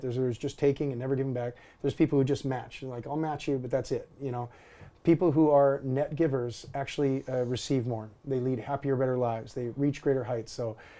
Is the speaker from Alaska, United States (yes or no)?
yes; Alaska, United States; growing up in Alaska, age 16